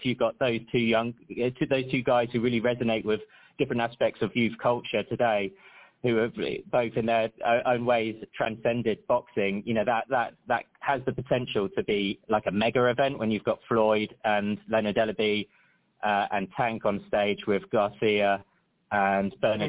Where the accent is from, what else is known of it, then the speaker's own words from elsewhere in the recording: London, United Kingdom; now in Las Vegas, United States; I moved here January the 31st, and knowing that I was coming in from London, England, everyone was always warning me about